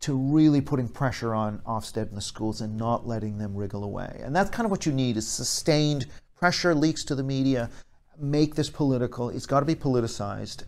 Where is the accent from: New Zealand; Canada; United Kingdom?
Canada; I'm from Canada